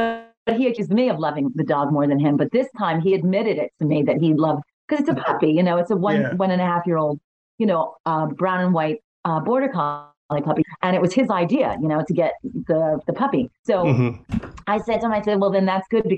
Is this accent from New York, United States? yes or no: yes; New York City, New York, United States; also born or lived in Brooklyn; I grew up in the Bronx. And then we moved to Brooklyn